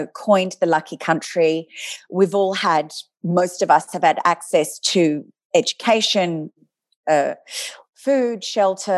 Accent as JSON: {"language": "English", "town": "Adelaide", "region": "South Australia", "country": "Australia", "tie": "born or raised there", "moved": "yes", "said": "I grew up in Adelaide"}